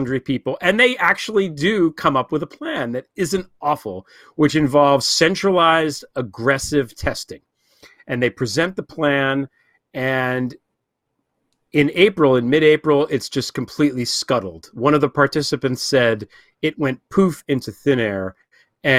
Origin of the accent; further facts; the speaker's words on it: New Jersey, United States; where I grew up in New Jersey